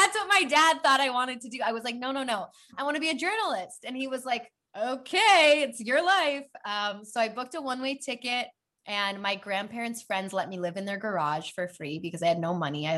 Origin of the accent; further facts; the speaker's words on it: Chicago, Illinois, United States; moved away as an adult; also born or lived in Madison, Wisconsin; now in Los Angeles, United States; So I grew up in Chicago, born and raised, very proud Chicagoan